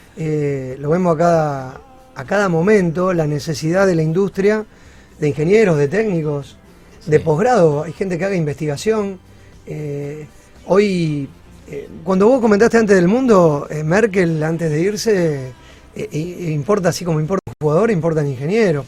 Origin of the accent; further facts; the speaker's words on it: Rosario, Santa Fe, Argentina; soy rosarino, soy más rosarino que argentino